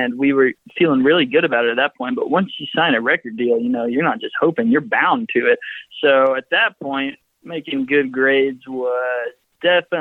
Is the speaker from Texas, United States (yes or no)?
yes; San Antonio, Texas, United States; moved away as an adult; now in Austin, United States; I am from San Antonio, Texas